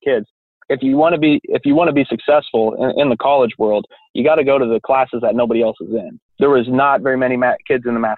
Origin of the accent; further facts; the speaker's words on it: Kansas, United States; moved away as an adult; now in Chicago, United States; I grew up in Kansas.